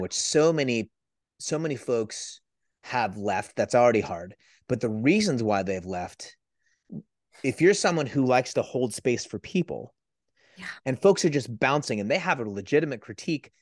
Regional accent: San Francisco Bay Area, California, United States; I'm from the San Francisco

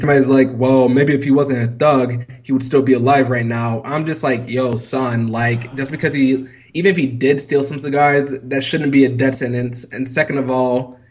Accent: 2 hours from Charleston, South Carolina, United States; 2 hours from my hometown.

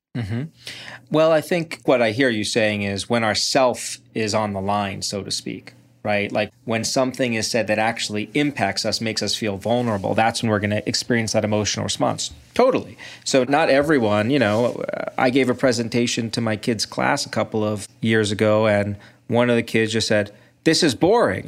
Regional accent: Brooklyn, New York, United States; now in Ann Arbor, United States; I grew up in Brooklyn

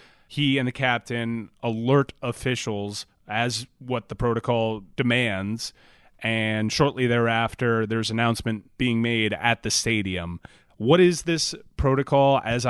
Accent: United States; as an American watching the World Cup

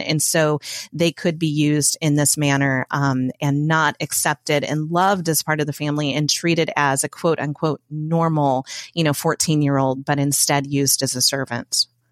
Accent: Indiana, United States; moved away as an adult; also born or lived in Matthews, North Carolina; now in North Carolina, United States; I'm from Indiana. It's where I spent nearly forty years of my life

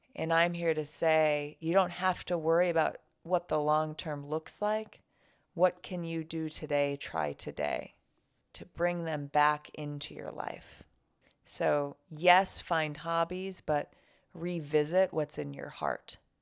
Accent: Buffalo, New York, United States; living in my hometown, Buffalo, New York

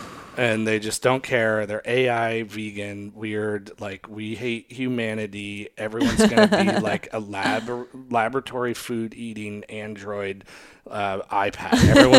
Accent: Australia; Oh, I'm from Australia, mate. We call it this.

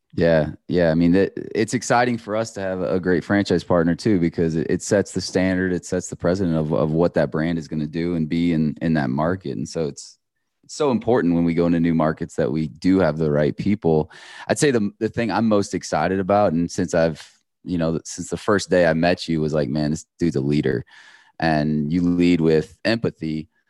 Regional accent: Iowa, United States; I grew up in Iowa

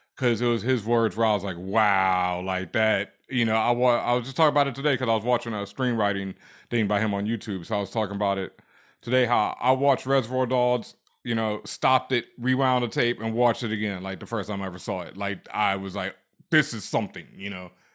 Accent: Houston, Texas, United States; moved away as an adult; also born or lived in Cheyenne, Wyoming / Washington, District of Columbia, United States / Los Angeles; now in Brooklyn, United States; I'm originally from Houston, Texas, Third Ward, South ah, Side.

